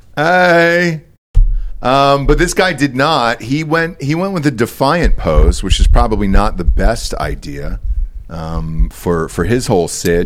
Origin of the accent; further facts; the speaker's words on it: Georgia, United States; moved away; I grew up in Georgia